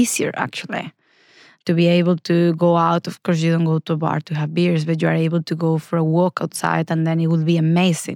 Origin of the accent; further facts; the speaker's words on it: Spain; English is a second language; moved away as an adult; now in Oslo, Norway; I'm from Spain, as I guess many people can hear from my super English. But I'm from Spain